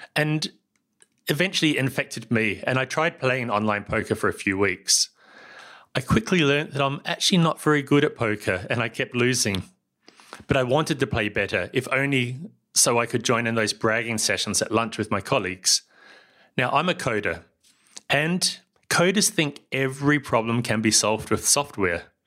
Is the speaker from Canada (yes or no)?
no; New Zealand; also born or lived in Germany; now in Barcelona, Spain; I live here in Barcelona, but as you can tell from my accent, I come from somewhere else. That's New Zealand